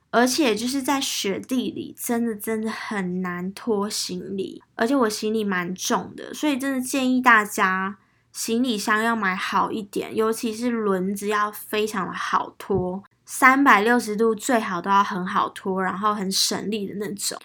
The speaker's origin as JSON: {"language": "Chinese", "country": "Taiwan", "said": "他就知道我是台湾人"}